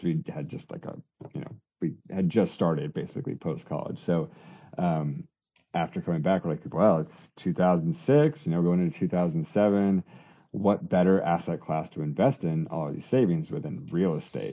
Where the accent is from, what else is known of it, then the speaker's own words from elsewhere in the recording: Colorado, United States; moved away as an adult; a Colorado boy coming to the Northeast